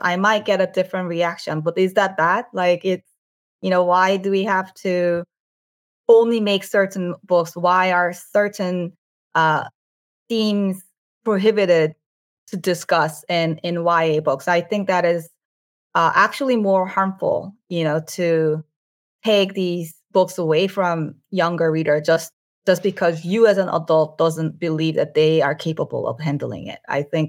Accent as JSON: {"language": "English", "country": "United States", "tie": "born or raised there", "said": "Like, I never expected that would ever be the case when I was a teenager growing up in America."}